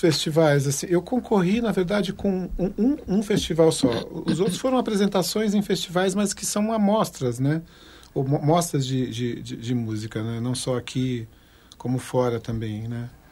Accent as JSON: {"language": "Portuguese", "town": "Carapicuíba", "region": "São Paulo", "country": "Brazil", "tie": "born or raised there", "also_born_or_lived": "Vila Curuçá, São Paulo", "said": "lá na região onde eu fui, passei infância e adolescência, né? Que é Zona Oeste, Carapicuíba, Barueri, Osasco"}